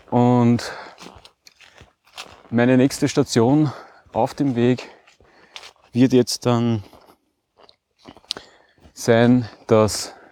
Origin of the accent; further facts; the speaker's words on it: Breitenfurt, Lower Austria, Austria; Und zwar mache ich heute eine 19 Kilometer lange Wanderung rund um meinen Heimatort Breitenfurt bei Wien.